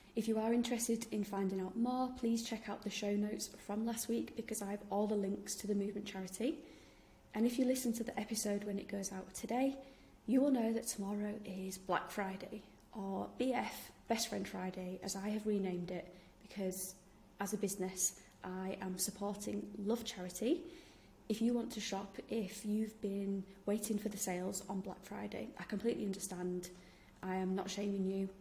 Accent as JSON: {"language": "English", "region": "Yorkshire and the Humber", "country": "United Kingdom", "said": "I'm from Yorkshire, in case you didn't realise from my accent."}